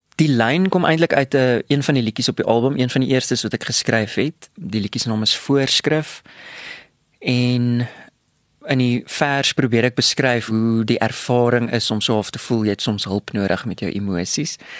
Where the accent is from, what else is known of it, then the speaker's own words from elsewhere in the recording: Bloemfontein, Free State, South Africa; ek het groot geword in Bloemfontein